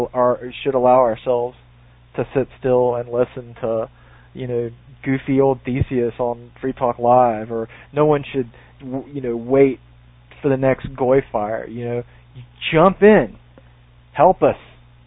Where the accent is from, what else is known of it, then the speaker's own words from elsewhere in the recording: the South, United States; I'm from the South.